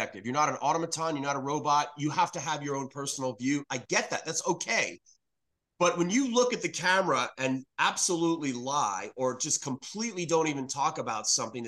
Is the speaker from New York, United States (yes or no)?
yes; New York City, New York, United States; now in North Carolina, United States; I'm originally from New York City.